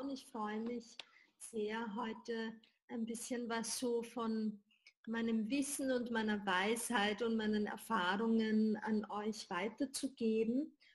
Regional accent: Vienna, Austria; born there; Äh, ich bin hier in Wien geboren und lebe auch hier.

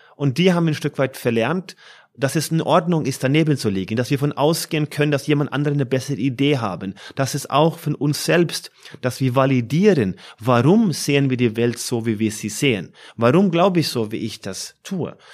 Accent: Norway; moved away as an adult; now in Frankfurt, Germany; meiner Heimat Norwegen

